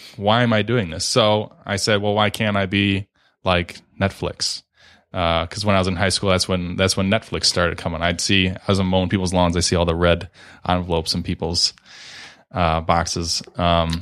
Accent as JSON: {"language": "English", "town": "Redford", "region": "Michigan", "country": "United States", "tie": "born or raised there", "said": "my folks moved to Redford when I was only a few months old, so, um, pretty much Born and raised in Redford, still live there now"}